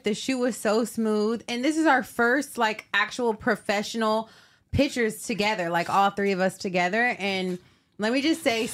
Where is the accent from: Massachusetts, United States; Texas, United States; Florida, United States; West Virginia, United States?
Texas, United States; Dallas; moved away; I'm from Dallas